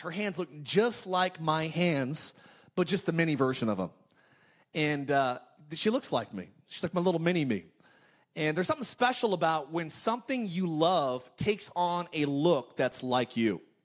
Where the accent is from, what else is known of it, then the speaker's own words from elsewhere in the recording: California, United States; moved away; I'm actually from California